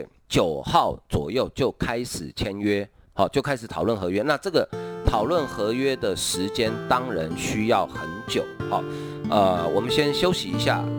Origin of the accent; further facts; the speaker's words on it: Taiwan; 好，真的用一句我们台湾话，我不晓得中国的朋友听不听不懂哈